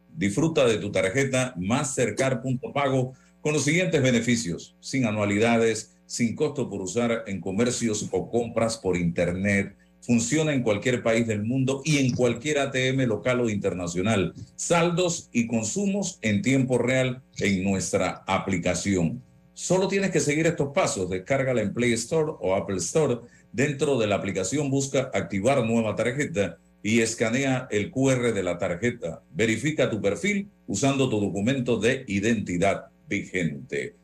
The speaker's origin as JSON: {"language": "Spanish", "country": "Panama", "said": "como panameño"}